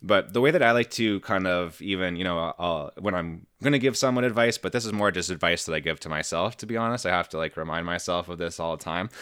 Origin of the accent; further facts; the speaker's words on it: Canada; I'm Canadian